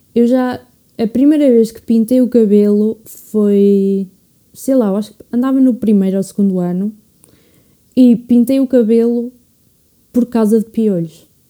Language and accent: Portuguese; Portugal; quero ficar cá em Portugal, apesar do país que é, mas já, tipo, já pensei em migrar, mas acho que no fundo acho que ia sentir muito, muita falta de Portugal. Portugal é a minha casa